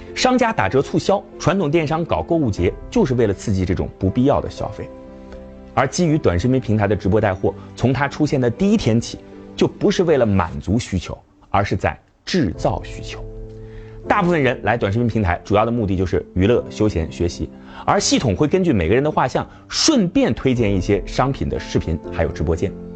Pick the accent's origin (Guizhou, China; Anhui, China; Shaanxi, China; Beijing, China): Shaanxi, China; 我的老家陕西